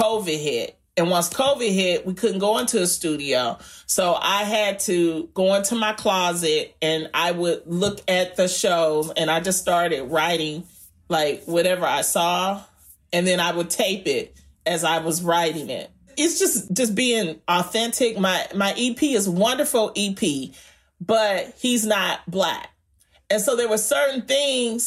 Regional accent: Detroit, Michigan, United States; I'm from Detroit.

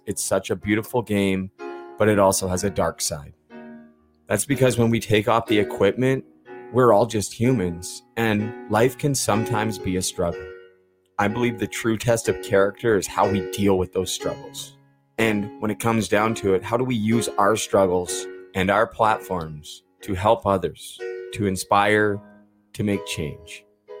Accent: British Columbia, Canada; now in Ontario, Canada; growing up in British Columbia.

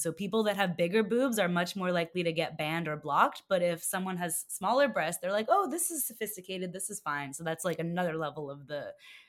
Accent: Toronto, Ontario, Canada; now in New York, United States; I was born in Toronto. Yeah, born and raised.

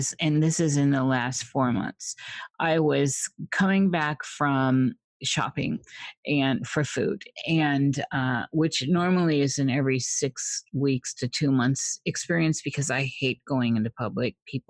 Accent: Midwest, United States; I grew up in the Midwest in Tornado Alley.

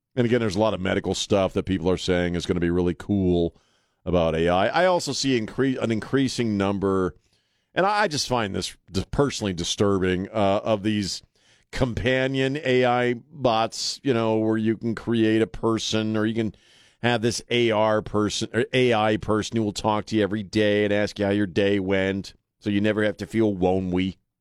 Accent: United States; now in San Antonio, United States; I grew up on Chesapeake Bay

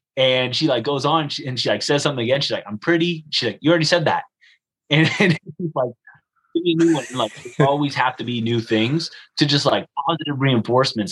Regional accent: United States; I'm from America

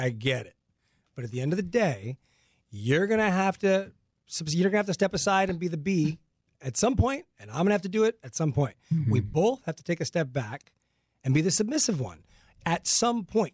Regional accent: La Puente, California, United States; I grew up in La Puente here in oh. Los Angeles

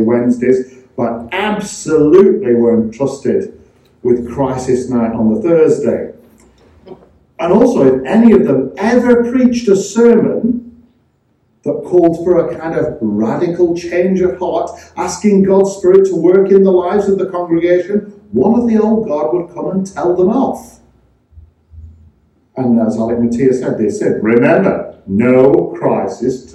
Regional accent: Blackburn, North West England, United Kingdom; the church that I grew up in Blackburn, Church of the Saviour Blackburn.

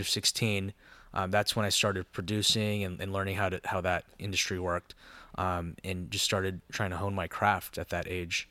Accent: Anaheim, California, United States; also born or lived in Los Angeles; I was born and raised in Orange County, um, born in Anaheim

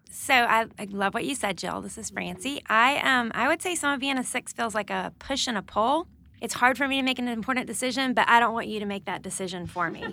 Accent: Alabama, United States; moved away as an adult; also born or lived in North Carolina; now in Nashville, United States; I'm from Alabama.

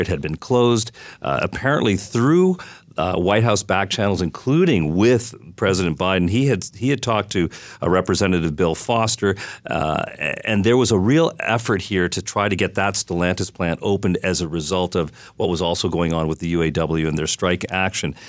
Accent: Canada; now in Chicago, United States; I'm Canadian

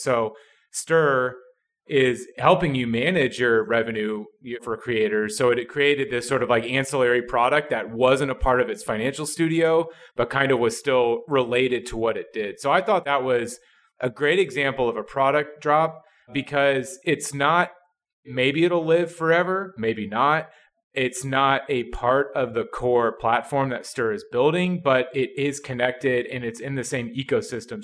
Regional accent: Midwest, United States; I'm from the Midwest, and I am not from a big city.

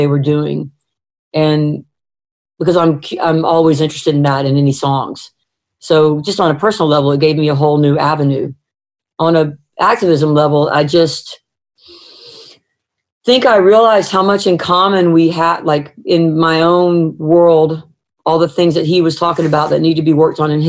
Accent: the South, United States; I'm a Southerner, you know, and I've been raised in a way that's wasn't perfect

